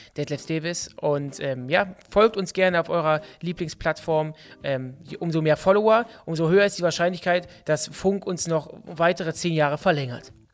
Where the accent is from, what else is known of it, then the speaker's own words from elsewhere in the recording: Düsseldorf, North Rhine-Westphalia, Germany; bei uns in Düsseldorf